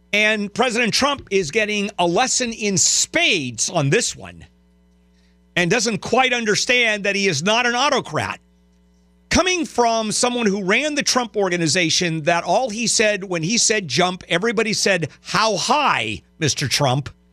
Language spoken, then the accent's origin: English; Southern California, United States; "Oh, Southern California."